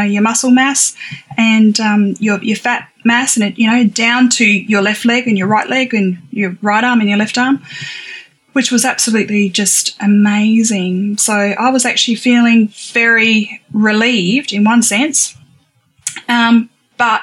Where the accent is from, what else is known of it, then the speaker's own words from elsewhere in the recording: Australia; also born or lived in Adelaide, South Australia; I am from Australia